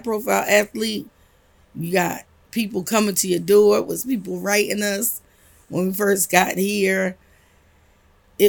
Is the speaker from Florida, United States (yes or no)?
no; Asbury Park, New Jersey, United States; moved away as an adult; now in South Carolina, United States; I'm from Asbury Park, New Jersey. I now live in South Carolina